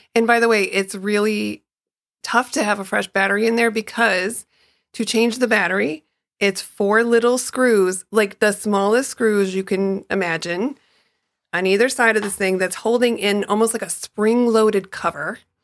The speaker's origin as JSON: {"language": "English", "town": "Chicago", "region": "Illinois", "country": "United States", "tie": "born or raised there", "said": "I grew up in Chicago"}